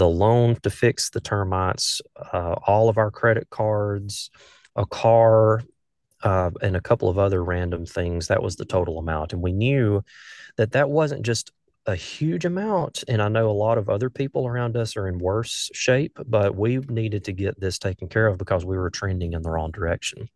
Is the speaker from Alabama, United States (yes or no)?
yes; north of Birmingham, Alabama, United States; accent: southern; I grew up in a small town, uh, just north of Birmingham, Alabama